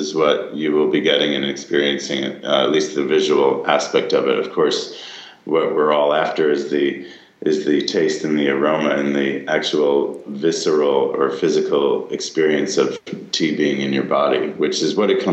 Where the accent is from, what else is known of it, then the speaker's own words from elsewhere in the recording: United States; moved away as an adult; now in Taiwan; growing up in America